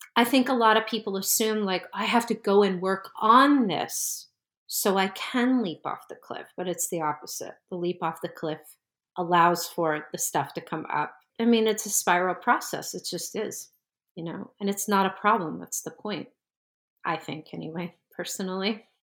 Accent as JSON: {"language": "English", "region": "New Jersey", "country": "United States", "tie": "born or raised there", "also_born_or_lived": "Brooklyn, New York", "moved": "as an adult", "said": "I needed to move away from the area 'cause I grew up in New Jersey"}